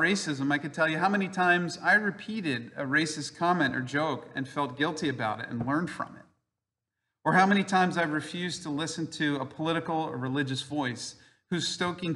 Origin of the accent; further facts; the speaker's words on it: King of Prussia, Pennsylvania, United States; just a King of Prussian or just a Pennsylvanian.